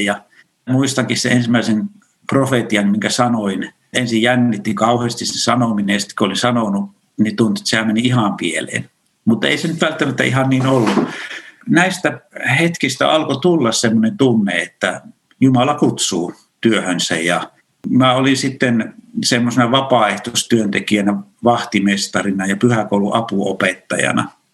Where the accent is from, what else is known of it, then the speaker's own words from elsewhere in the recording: Kyyjärvi, Central Finland, Finland; moved away; Mä oon kotoisin pienestä kunnasta pohjoisesta Keski-Suomesta, Kyyjärveltä ja sieltä vielä semmoinen pieni kylä kuin Saunakylä